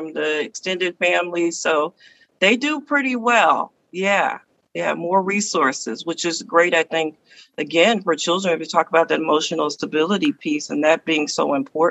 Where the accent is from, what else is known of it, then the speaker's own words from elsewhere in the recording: the South, United States; I'm from the South